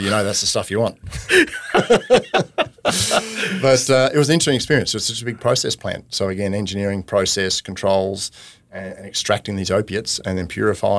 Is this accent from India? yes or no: no; Armidale, New South Wales, Australia; moved away as an adult; also born or lived in Toowoomba / Tasmania; I grew up in Armidale, New South Wales. So yep. I was a country boy originally, and then went off to university in Toowoomba.